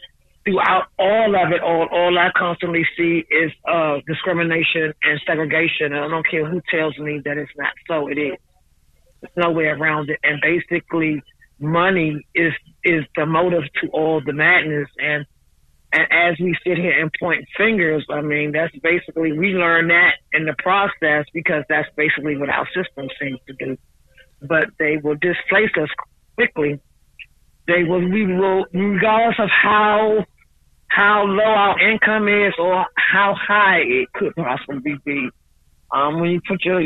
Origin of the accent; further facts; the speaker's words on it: Washington, District of Columbia, United States; I was born and raised in the District of Columbia